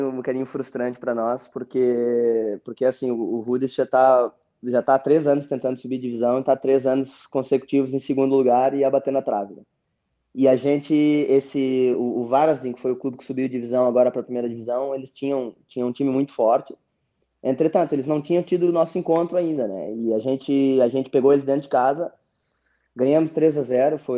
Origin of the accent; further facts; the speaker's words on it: Rio Grande do Sul, Brazil; now in Portugal; É, o nosso sotaque lá no sul também é forte. É, é, mas é, eu sou, a minha mulher é portuguesa, né, Jorge?